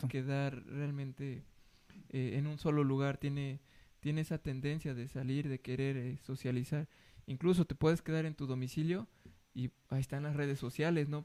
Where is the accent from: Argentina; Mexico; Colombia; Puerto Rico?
Mexico; nosotros como mexicanos